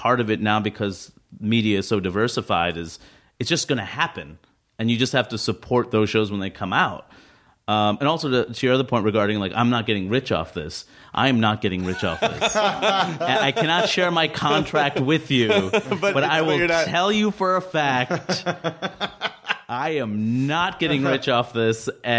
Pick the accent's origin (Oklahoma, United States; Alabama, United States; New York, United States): New York, United States; when I'm a New Yorker as well, born and raised